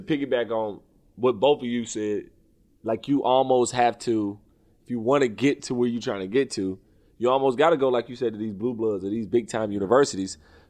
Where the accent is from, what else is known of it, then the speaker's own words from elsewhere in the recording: the South, United States; I'm from the South. So, like, you know, you see, North Carolina A&T was down the street from us.